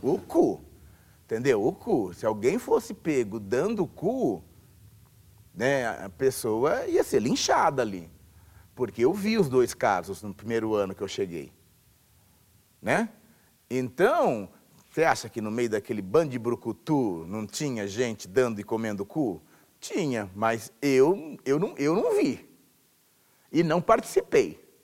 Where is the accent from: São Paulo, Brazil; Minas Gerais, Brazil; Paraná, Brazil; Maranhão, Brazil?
São Paulo, Brazil; Tupã; nasci em Tupã, interior de São Paulo, interior bem distante, lá no final do estado, chamado de Alta Paulista.